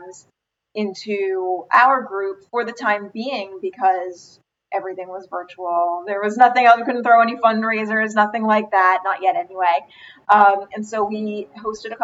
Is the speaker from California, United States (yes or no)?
no; Rockland County, New York, United States; I grew up in Rockland County